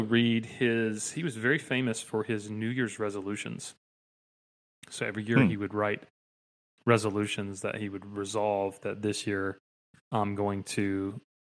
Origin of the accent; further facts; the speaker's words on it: Dalton, Georgia, United States; I grew up in, you can see if you're watching on YouTube, Whitfield County.